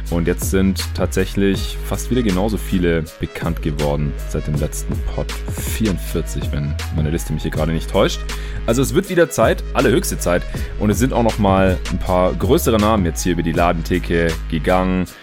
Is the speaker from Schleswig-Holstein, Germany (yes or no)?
no; Stuttgart, Baden-Württemberg, Germany; Ich habe jetzt hier, wo ich gerade in Stuttgart bin, in meiner alten Heimat